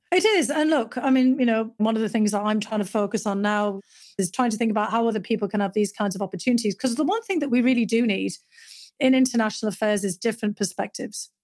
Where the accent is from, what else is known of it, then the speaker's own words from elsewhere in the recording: North East England, United Kingdom; moved away; growing up in Northern England, my dad had been a coal miner